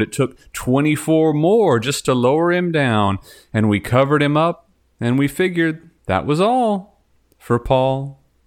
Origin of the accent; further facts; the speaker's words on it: Texas, United States; moved away; I am from Texas